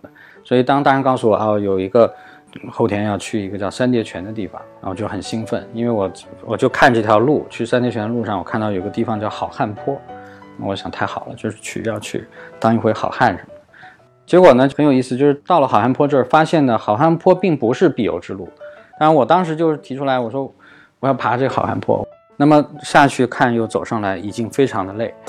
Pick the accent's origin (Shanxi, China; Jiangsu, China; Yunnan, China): Jiangsu, China; Wuxi; 包括小时候在无锡，我记得跟我母亲在梨园。它里面有大量的假山，所以那个时候在里面玩捉迷藏